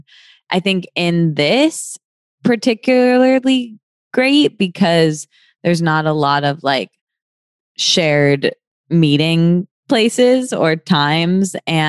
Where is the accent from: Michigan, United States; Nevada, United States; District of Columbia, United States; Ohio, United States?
Michigan, United States; moved away; also born or lived in New York; I'm from Michigan, but I moved here from New York